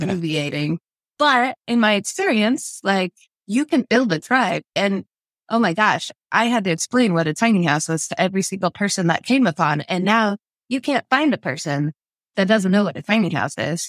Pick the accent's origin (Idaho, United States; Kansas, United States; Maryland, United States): Idaho, United States; South; moved away as an adult; now in Moscow, Idaho, United States; We're from South Idaho.